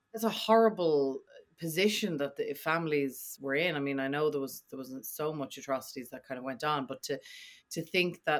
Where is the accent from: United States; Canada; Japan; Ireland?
Ireland; as an Irish person